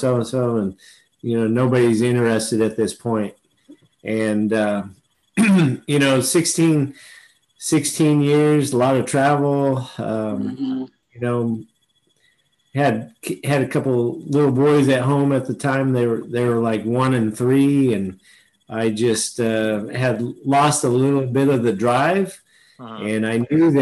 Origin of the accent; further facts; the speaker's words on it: Fresno, California, United States; I'm from Fresno. Oh, I grew up, in the Fresno High area, and went to Washington Union High School